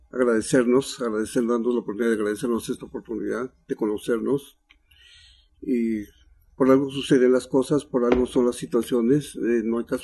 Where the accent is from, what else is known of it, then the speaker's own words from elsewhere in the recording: Huautla, Oaxaca, Mexico; born there; Y bueno, pues yo nací ahí en Huautla, he nacido ahí, por la situación de que fui a nacer ahí